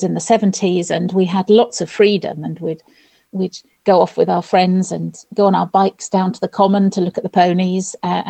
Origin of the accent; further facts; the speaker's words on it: Winchester, South East England, United Kingdom; parents were from London, and we were sort of, I suppose, London overspill, they used to call us. And I was born in Winchester, but we had a bungalow in the village